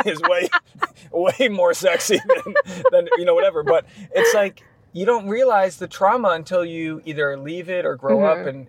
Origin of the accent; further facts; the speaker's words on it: New England, United States; I grew up in New England, like mm-hmm. Catholic, being Catholic where I come from.